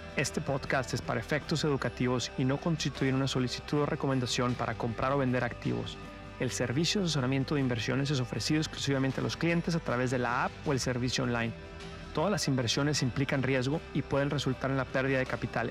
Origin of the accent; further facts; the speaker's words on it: Mexico; now in New York, United States; mi familia que venimos de México